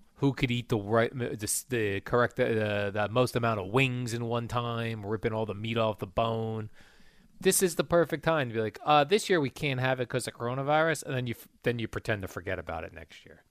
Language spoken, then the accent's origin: English; Jersey City, New Jersey, United States; I was born in Jersey City, Jerry. The Margaret Hague Hospital, which no longer exists